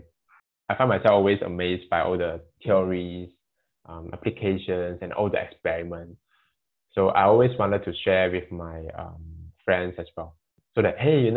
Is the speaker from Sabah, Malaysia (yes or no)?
yes; Sandakan, Sabah, Malaysia; moved away; I come from Sabah, Sanakan